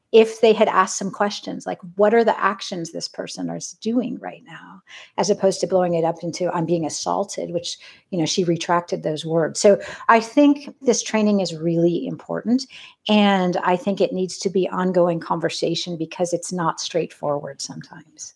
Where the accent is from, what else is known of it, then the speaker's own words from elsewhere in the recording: California, United States; I grew up in California